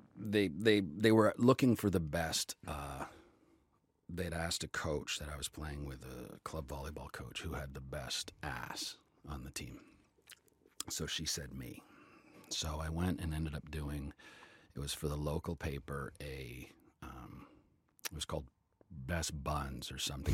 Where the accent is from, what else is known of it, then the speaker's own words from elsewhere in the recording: Calgary, Alberta, Canada; did local theater in Calgary, in my hometown.